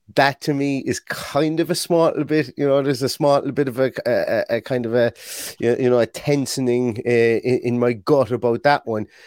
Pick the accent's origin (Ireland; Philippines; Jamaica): Ireland